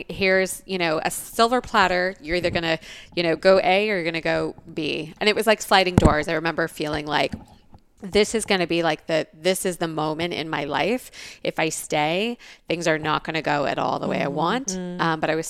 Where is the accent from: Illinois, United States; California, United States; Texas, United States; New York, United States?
California, United States; Los Angeles; moved away as an adult; also born or lived in Tucson, Arizona; now in Scottsdale, United States; I grew up in Los Angeles. I moved here 2.5 years ago